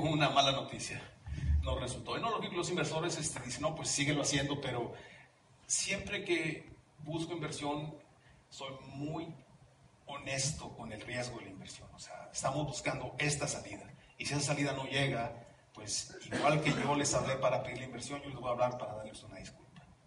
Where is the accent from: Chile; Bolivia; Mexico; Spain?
Mexico; moved away as an adult; also born or lived in Orange County, California, United States; now in Mountain View, United States; yo nací en Los Ángeles, en el condado de Orange, de padres mexicanos. mi padre y mi madre se regresan a México cuando yo tengo 5 años